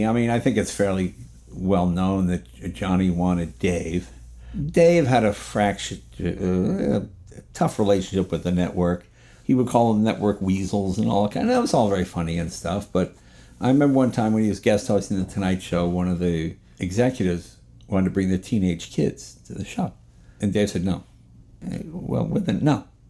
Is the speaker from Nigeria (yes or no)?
no; New England, United States; But growing up in New England, you have a reverence to your elders, for lack of a better word.